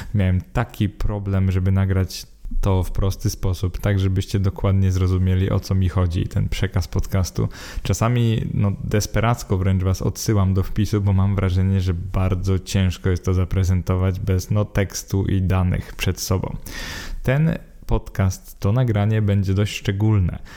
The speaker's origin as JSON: {"language": "Polish", "country": "Poland", "said": "bo jesteśmy Polakami"}